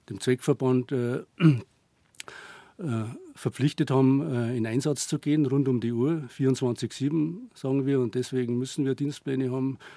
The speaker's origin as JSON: {"language": "German", "town": "Bad Reichenhall", "region": "Bavaria", "country": "Germany", "tie": "born or raised there", "said": "Ja, ich bin in Bad Reichenhall aufgewachsen, in die Berge."}